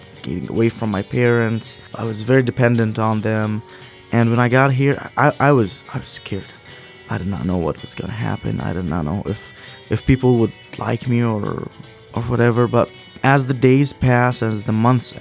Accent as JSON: {"language": "English", "town": "Irbid", "region": "Irbid Governorate", "country": "Jordan", "also_born_or_lived": "Washington State, United States", "said": "I'm from Urbit, Jordan"}